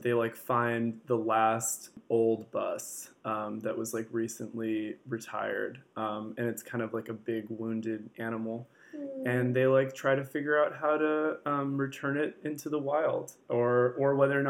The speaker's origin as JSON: {"language": "English", "town": "San Francisco", "region": "California", "country": "United States", "tie": "born or raised there", "said": "growing up, I'm from San Francisco"}